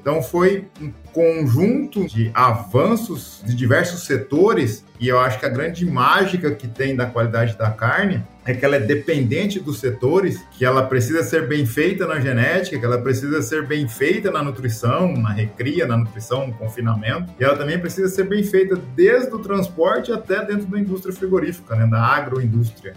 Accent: Rondonópolis, Mato Grosso, Brazil; Orgulhosamente, Mato Grosso. Maranhense. criado aqui em Rondonópolis

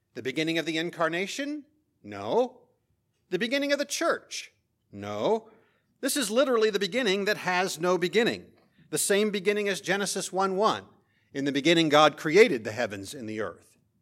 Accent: Central Indiana, United States; moved away; in Central Indiana, where I grew up

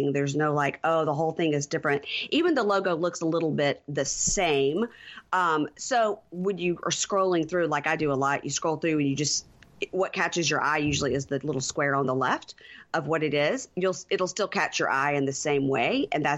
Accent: Mississippi, United States; my home state of Mississippi

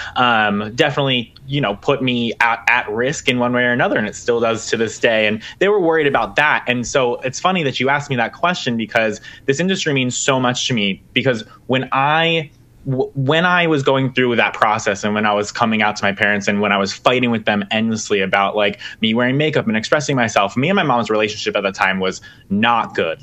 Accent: Pennsylvania, United States; I'm in Pennsylvania

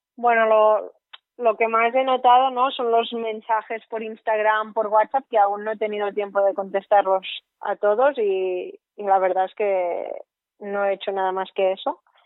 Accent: Ogassa, Catalonia, Spain; also born or lived in Barcelona; yo soy de Ogasa, de una población súper pequeña que hay en la comarca de Ripollés, provincia de Gerona

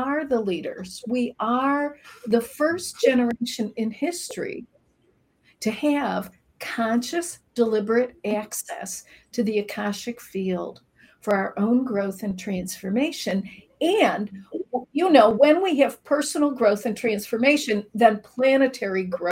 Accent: Chicago, Illinois, United States; I'm from Chicago. I grew up in a very traditional Midwest family

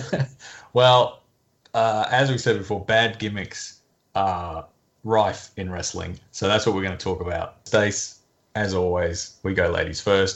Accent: Australia; once again I'm joined by my fellow Aussies

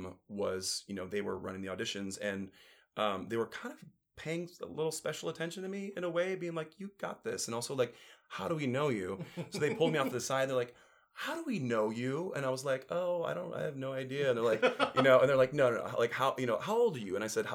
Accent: Elyria, Ohio, United States; moved away; also born or lived in Chicago; I'm from Cleveland. Oh, lovely. Yeah, Cleveland area. Elyria.

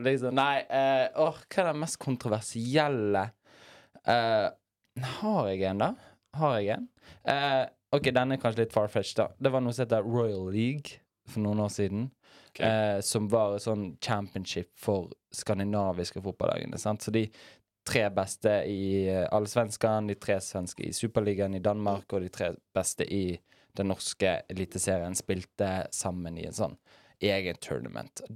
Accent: Bergen, Vestland, Norway; jeg er jo bergenser

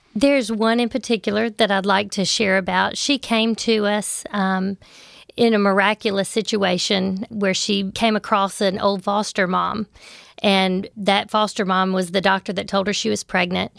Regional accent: Memphis, Tennessee, United States; I grew up in Memphis. I lived in Memphis my entire life

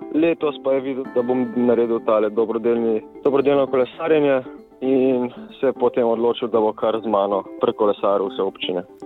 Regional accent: Slovenia; sem kar srečen, da sem iz Slovenije

